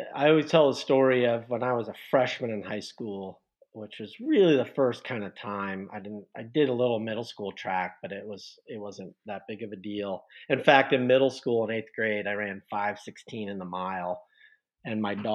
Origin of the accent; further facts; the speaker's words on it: Westerville, Ohio, United States; moved away; also born or lived in Bloomington, Indiana; I actually grew up in Columbus, Ohio, or suburb of Columbus, Ohio, Westerville